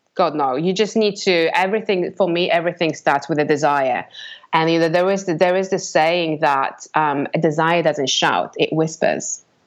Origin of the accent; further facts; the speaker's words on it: Poland; English is a second language; moved away as an adult; now in England; grew up in Poland, and um, I kind of was in a very regular, ordinary family living in a block block of flats